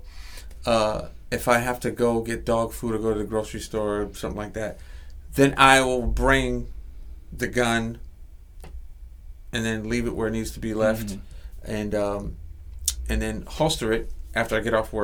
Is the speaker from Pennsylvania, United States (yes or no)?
yes; Philadelphia, Pennsylvania, United States; Growing up in South Philly, I've been fighting people